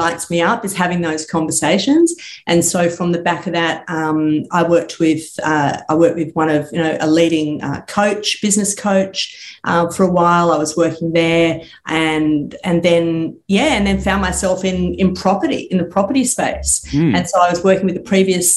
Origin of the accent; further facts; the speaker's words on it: Sydney, New South Wales, Australia; I grew up in Sydney, eastern suburbs